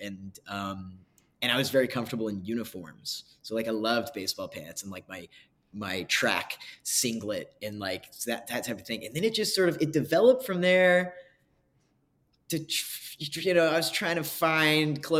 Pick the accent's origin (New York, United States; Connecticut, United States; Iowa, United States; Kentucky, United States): Kentucky, United States; I grew up in Kentucky